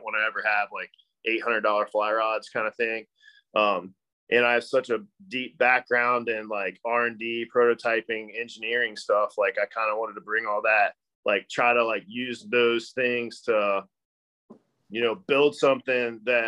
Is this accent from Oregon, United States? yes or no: no; Kentucky, United States; kind of like in that tri-state little area. So super Northern Kentucky. That's why I don't sound like I'm from Kentucky